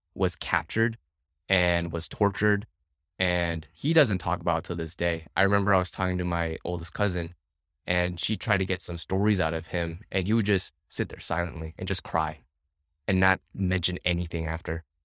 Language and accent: English; California, United States; born or raised there; first language English; moved away as an adult; now in Vietnam